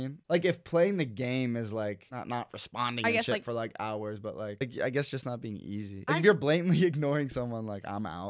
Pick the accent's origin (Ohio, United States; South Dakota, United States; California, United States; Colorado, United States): Ohio, United States; Cincinnati; So like, we're from Cincinnati.